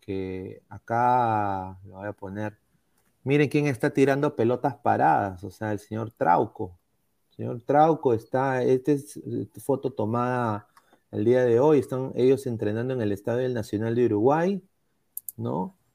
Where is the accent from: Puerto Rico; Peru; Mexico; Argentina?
Peru; Todos somos peruanos